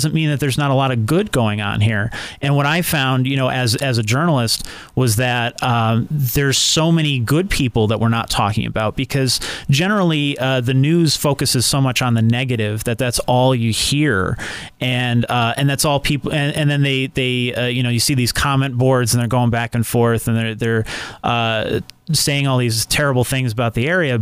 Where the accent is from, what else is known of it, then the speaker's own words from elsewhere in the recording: Scranton, Pennsylvania, United States; I was born and raised in Scranton. I'm a West Sider